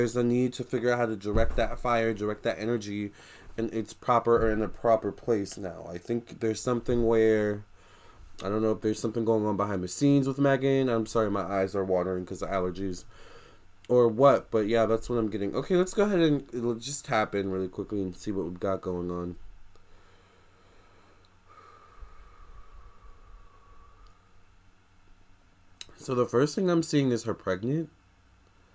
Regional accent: United States; I'm American

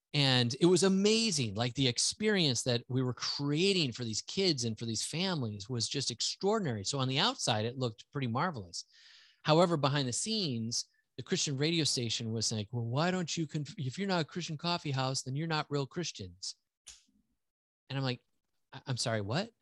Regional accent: central Wisconsin, United States; also born or lived in Houston, Texas; I grew up all the way through high school in that area

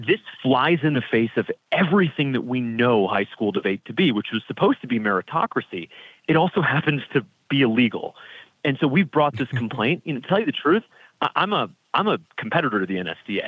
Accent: South Florida, United States; where I grew up in South Florida

